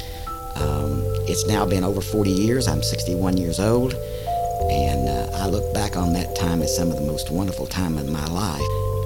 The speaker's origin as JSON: {"language": "English", "region": "Oklahoma", "country": "United States", "accent": "Okie", "said": "from this Okie accent, you can't tell that I'm an American."}